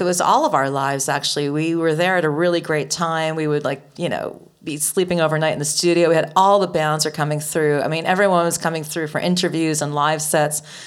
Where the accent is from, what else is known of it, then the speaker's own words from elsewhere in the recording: outside of Boston, Massachusetts, United States; I grew up outside of Boston.